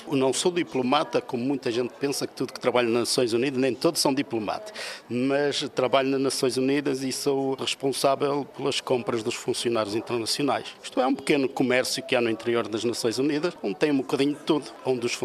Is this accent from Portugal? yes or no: yes; Portugal; Primeiro somos portugueses, devemos sentir orgulho, e depois temos uma responsabilidade acrescida que é de dignificar o nosso país, portanto, de ser a imagem do nosso país fora.